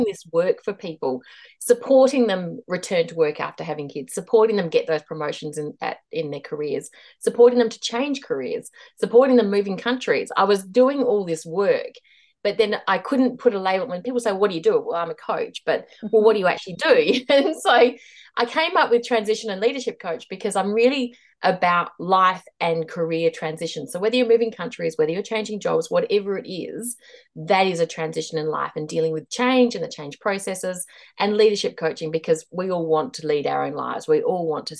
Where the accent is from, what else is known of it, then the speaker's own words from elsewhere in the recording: Australia; moved away as an adult; also born or lived in Hong Kong / Mumbai, India / Delhi, India / Chongqing, China; now in New Zealand; I am Australian. We are now living in New Zealand again